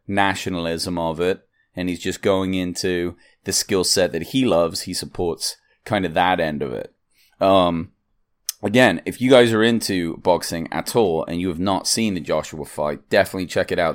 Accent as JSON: {"language": "English", "region": "England", "country": "United Kingdom", "moved": "yes", "lives_now": "United States", "said": "I'm English"}